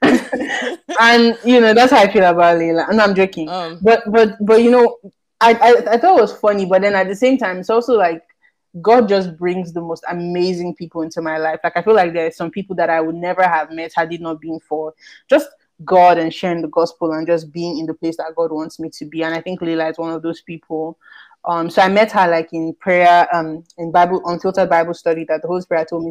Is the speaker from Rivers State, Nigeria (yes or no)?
yes; Port Harcourt, Rivers State, Nigeria; I grew up in Port Harcourt as well